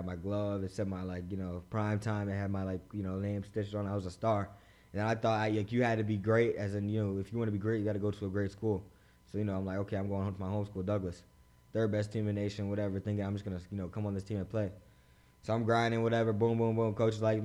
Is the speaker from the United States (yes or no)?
no; Bahamas; I'm from the Bahamas